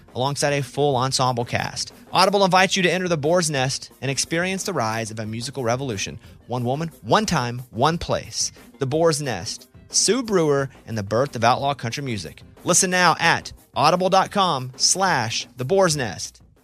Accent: Arkansas, United States; I'm from Arkansas, a real small town in Arkansas, about 800 people

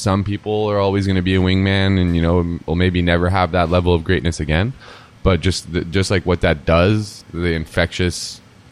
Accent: New York City, New York, United States; moved away as an adult; now in Miami, United States; we were born and raised in Manhattan

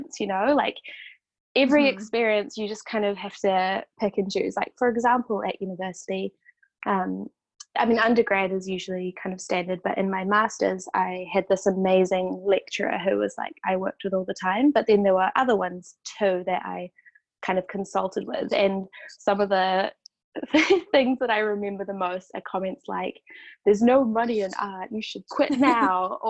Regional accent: New Zealand; moved away as an adult; also born or lived in Wellington, New Zealand; now in Canada; I'm Kiwi

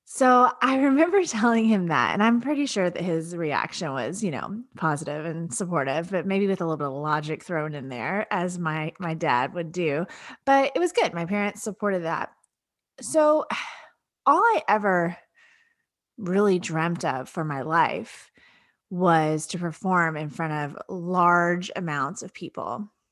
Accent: Lake Jackson, Texas, United States; my hometown of Lake Jackson, Texas

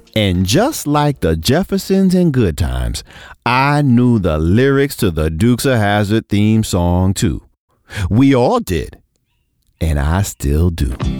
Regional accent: New York City, New York, United States; a little black kid growing up in Brooklyn

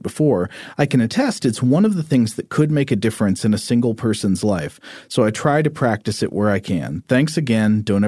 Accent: Wisconsin, United States; First, when I was a teenager, growing up in Wisconsin, my dad and I were watching some kind of nature documentary

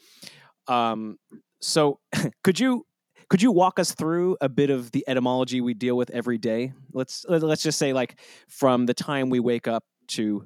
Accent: United States; as an American

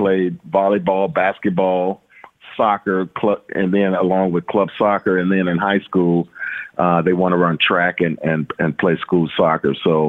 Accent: Shreveport, Louisiana, United States; growing up in Louisiana, I mean, you know, in Shreveport, we were just constantly involved in activity.

